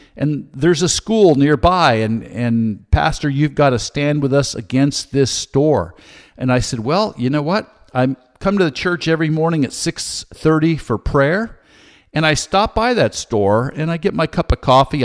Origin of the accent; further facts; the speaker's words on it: Santa Cruz, California, United States; I was raised in California